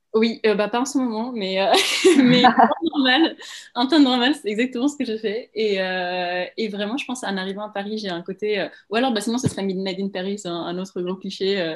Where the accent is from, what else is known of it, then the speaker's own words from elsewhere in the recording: Prague, Czechia; now in France; je viens de Prague